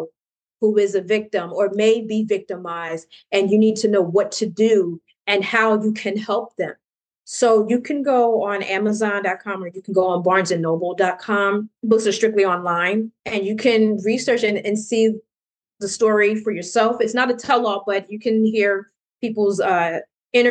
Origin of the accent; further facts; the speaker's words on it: New Jersey, United States; I'm from New Jersey